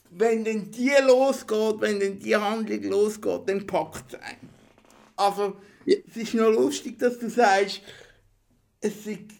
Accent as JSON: {"language": "German", "country": "Switzerland", "said": "wie man es so macht als äh, Schweizer Regisseur."}